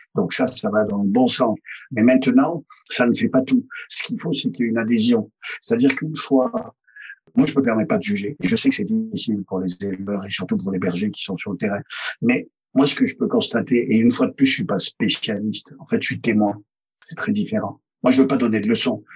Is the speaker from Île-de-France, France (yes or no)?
no; Provence-Alpes-Côte d'Azur, France; also born or lived in Isère; je suis fils d'assureur. C'est-à-dire que ça connaît dans mon bled des Hautes-Alpes. Mon père était assureur et toute mon enfance